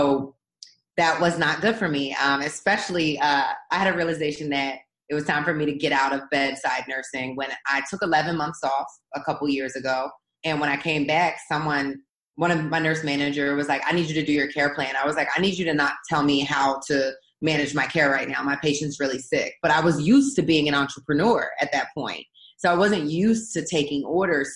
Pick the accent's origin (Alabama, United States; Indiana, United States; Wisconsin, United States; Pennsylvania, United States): Pennsylvania, United States; Philadelphia; I grew up in South Philadelphia